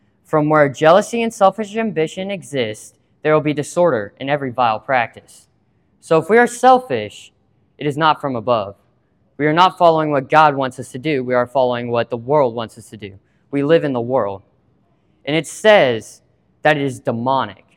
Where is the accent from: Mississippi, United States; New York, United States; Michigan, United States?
Mississippi, United States; Water Valley; I'm from Water Valley, Mississippi.